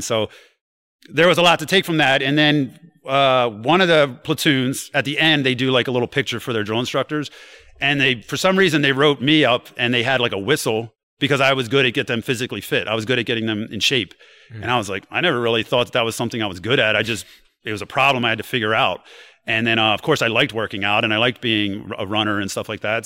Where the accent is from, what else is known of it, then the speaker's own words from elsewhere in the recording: New Castle, Delaware, United States; I come from Newcastle, Delaware, and like I had some rough, you know. Uh, experiences growing there